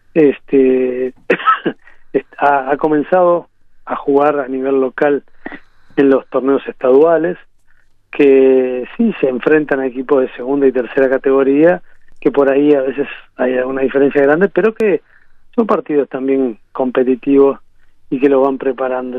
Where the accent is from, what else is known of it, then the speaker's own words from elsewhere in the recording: Uruguay; moved away as an adult; also born or lived in Honduras; tenía ganas de volver al país